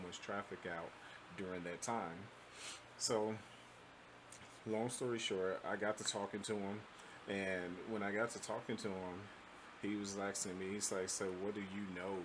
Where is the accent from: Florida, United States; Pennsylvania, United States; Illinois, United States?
Illinois, United States; Chicago; moved away; I'm originally from Chicago